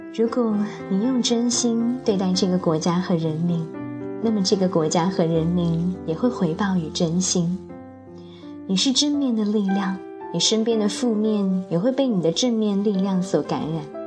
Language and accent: Chinese; China; 我是中国人